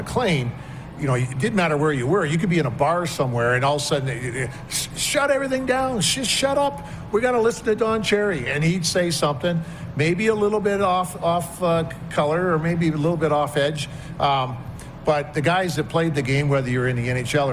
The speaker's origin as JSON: {"language": "English", "town": "Newmarket", "region": "Ontario", "country": "Canada", "tie": "born or raised there", "said": "growing up in New Market, where when I first got to New Market, it was like 11,000 people"}